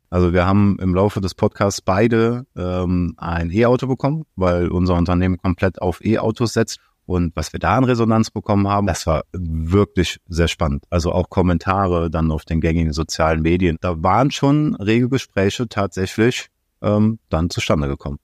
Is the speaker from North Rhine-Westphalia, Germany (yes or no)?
yes; Aachen, North Rhine-Westphalia, Germany; ich komme aus Aachen